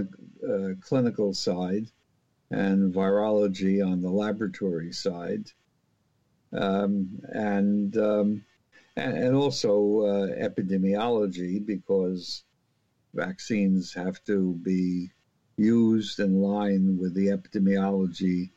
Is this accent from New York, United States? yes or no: yes; New York City, New York, United States; born or raised there; moved away; also born or lived in Philadelphia